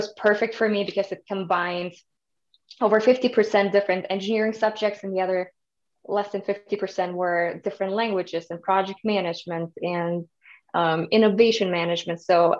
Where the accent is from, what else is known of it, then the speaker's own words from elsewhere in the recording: Germany; moved away as an adult; also born or lived in Kazakhstan; now in United States; The short answer is always I'm from Germany, but the longer story is I was actually born in Kazakhstan and moved to Germany when I was 10 years old with my family.